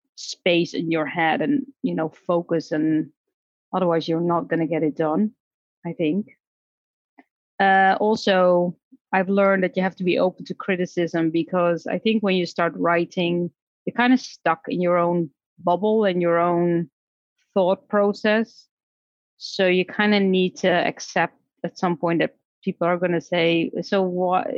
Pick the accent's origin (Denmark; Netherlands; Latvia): Netherlands; moved away as an adult; also born or lived in Mexico / Seattle; I was born in the Netherlands, and my career started there as a speech therapist